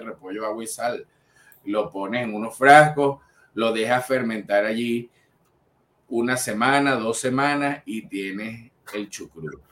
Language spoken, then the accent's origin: Spanish; Venezuela; nosotros somos los únicos venezolanos que aparecemos en la parrilla de Getter Live